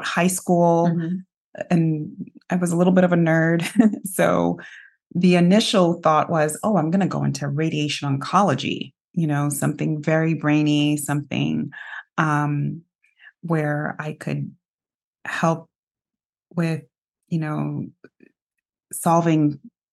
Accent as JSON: {"language": "English", "town": "New York City", "region": "New York", "country": "United States", "tie": "born or raised there", "said": "I grew up in New York City."}